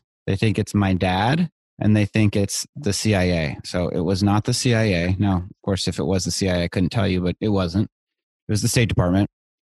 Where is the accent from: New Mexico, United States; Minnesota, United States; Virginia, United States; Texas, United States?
Virginia, United States; also born or lived in India / Israel / El Salvador; So I grew up overseas in India, Israel, and El Salvador. Wow. I came back to the States for eighth grade in Northern Virginia, outside DC. So I say that I'm from the DC area.